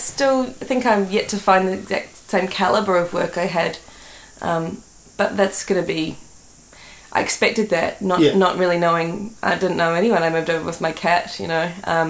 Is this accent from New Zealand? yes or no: yes; Auckland, New Zealand; Yeah, I'm from West Auckland.